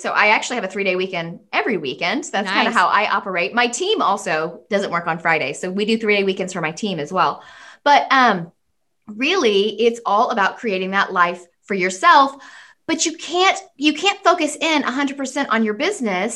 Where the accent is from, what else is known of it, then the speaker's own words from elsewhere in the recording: United States; I'm American.